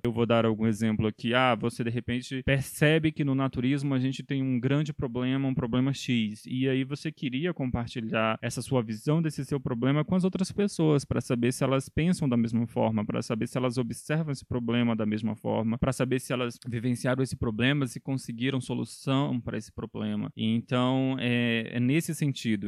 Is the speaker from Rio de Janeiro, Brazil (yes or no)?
no; Federal District, Brazil; eu sou daqui do Distrito Federal